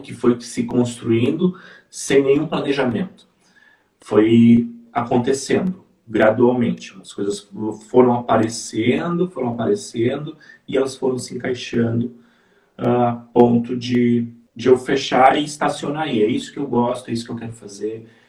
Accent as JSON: {"language": "Portuguese", "region": "interior of Rio Grande do Sul", "country": "Brazil", "said": "eu sou do interior do Rio Grande do Sul"}